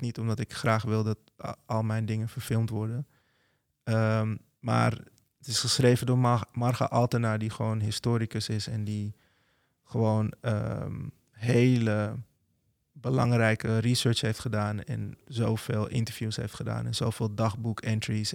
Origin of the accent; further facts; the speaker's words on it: Netherlands; als Nederlander van kleur